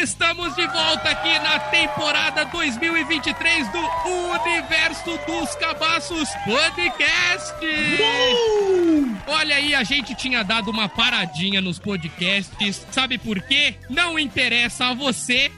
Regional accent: Brazil; eu sou brasileiro

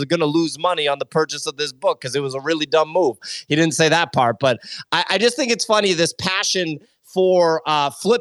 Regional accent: United States; I'm American

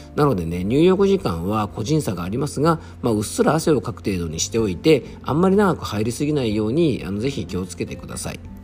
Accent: Yamanashi, Japan; 僕の地元のね山梨県立美術館

